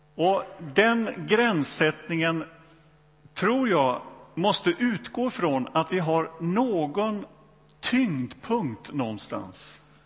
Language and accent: Swedish; Donsö, Västra Götaland, Sweden; also born or lived in Borlänge; Jag växte upp i, i, på Donsö, det har väl inte undgått någon numera, eh, i Göteborgs skärgård här